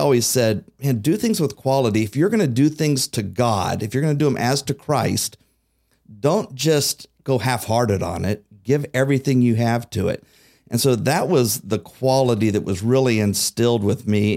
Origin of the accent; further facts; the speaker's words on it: Xenia, Ohio, United States; growing up in Xenia